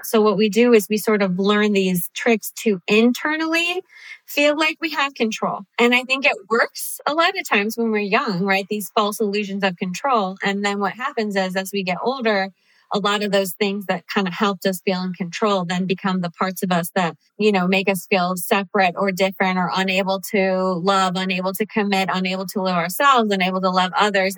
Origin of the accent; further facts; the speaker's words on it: Cincinnati, Ohio, United States; moved away as an adult; also born or lived in Chicago / Los Angeles; I grew up in Cincinnati, but I had moved